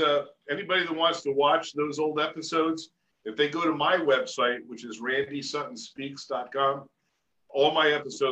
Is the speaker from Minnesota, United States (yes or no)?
no; Princeton, New Jersey, United States; moved away as an adult; now in Las Vegas, United States; That was my hometown. I grew up there.